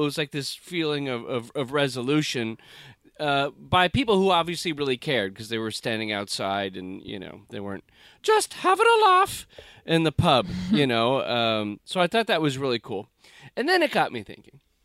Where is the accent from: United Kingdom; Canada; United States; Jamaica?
United States; as an American